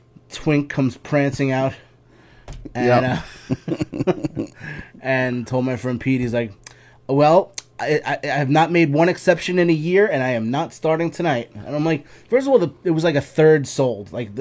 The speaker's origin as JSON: {"language": "English", "country": "Colombia", "said": "I'm from Colombia. Don't fucking talk about Colombia."}